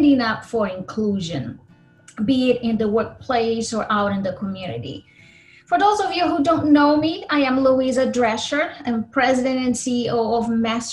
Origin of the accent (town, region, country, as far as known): Brazil; born or raised there; English is a second language; now in Minnesota, United States